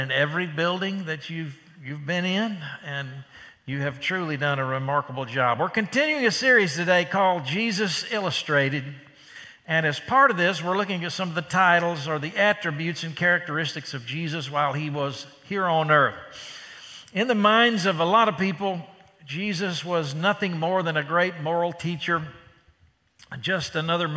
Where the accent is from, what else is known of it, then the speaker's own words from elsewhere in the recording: Dallas, Texas, United States; I'm from Dallas, Texas